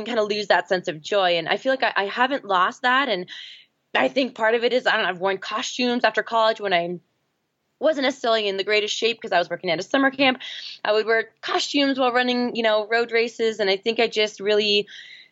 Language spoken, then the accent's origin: English; Seattle, Washington, United States; now in Boulder, United States; I grew up in Seattle, Washington, now live in Boulder, Colorado